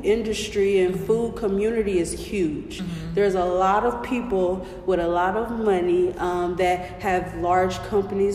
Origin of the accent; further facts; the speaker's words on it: Kansas City, Missouri, United States; I'm born and raised in Kansas City